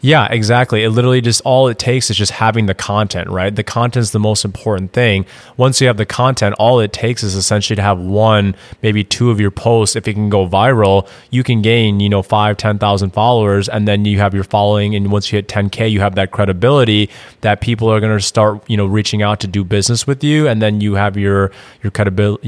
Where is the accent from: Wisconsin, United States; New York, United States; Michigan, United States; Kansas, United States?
Wisconsin, United States; Madison; moved away as an adult; also born or lived in Indiana; now in Austin, United States; I'm actually originally from Madison, Wisconsin moved down to Austin, Texas in 2016